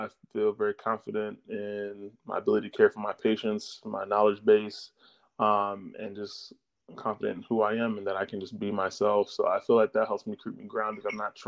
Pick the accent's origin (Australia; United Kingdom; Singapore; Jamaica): Jamaica; Well, you know, I'm Jamaican, so I mean, we're never really lifting beyond our means.